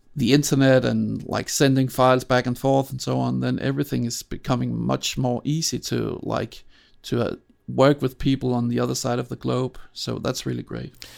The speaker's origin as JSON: {"language": "English", "town": "Copenhagen", "region": "Capital Region of Denmark", "country": "Denmark", "tie": "born or raised there", "said": "I grew up in Denmark"}